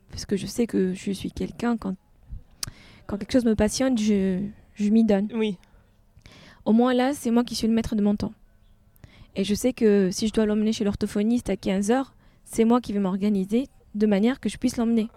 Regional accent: Tunisia; moved away as an adult; now in France; Une fois que j'ai quitté la Tunisie

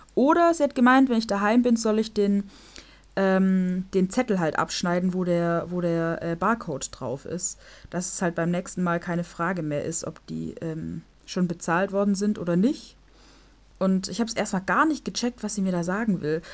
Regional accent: Germany; also born or lived in Gschwend; bei uns in Deutschland

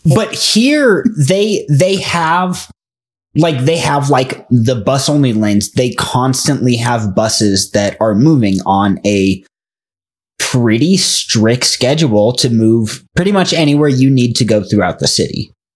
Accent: United States; us as five American dipshits

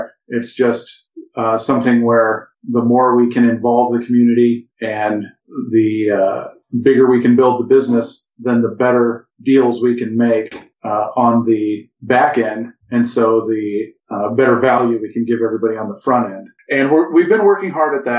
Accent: Midwest, United States; We're from the Midwest

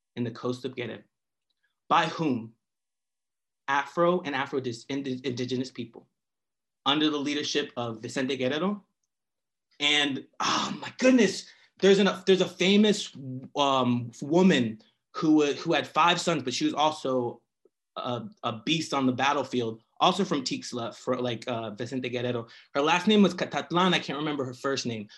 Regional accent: Philadelphia, Pennsylvania, United States; I'm from Philadelphia

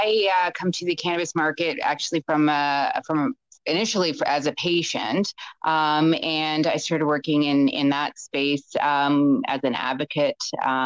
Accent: Canada; an advocate and with patient advocacy groups here in Ontario. I'm Canadian.

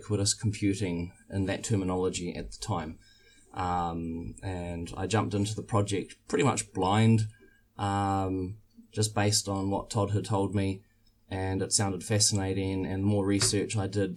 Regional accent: New Zealand; I'm from New Zealand

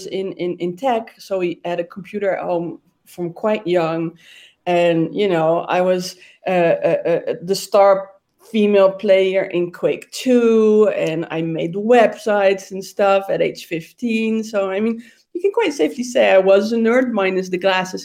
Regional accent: Amsterdam, North Holland, Netherlands; I was born and raised in Amsterdam

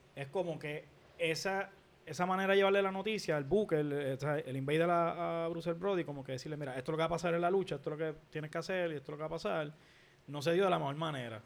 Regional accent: Puerto Rico

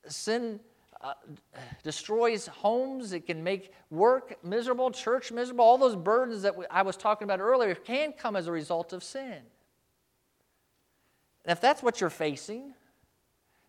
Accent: United States; as American Christians

